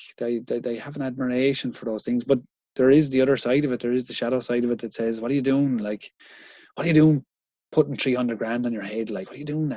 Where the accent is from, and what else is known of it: Ireland